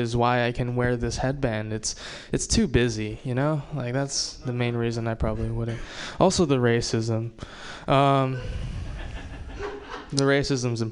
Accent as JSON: {"language": "English", "region": "Hawaii", "country": "United States", "said": "I'm Japanese and from Hawaii"}